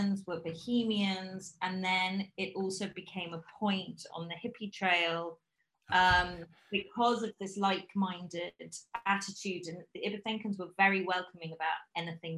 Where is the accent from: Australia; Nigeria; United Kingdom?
United Kingdom; London; accent: British; moved away; also born or lived in Bristol / Bogota, Colombia; I have a very British accent because I grew up in London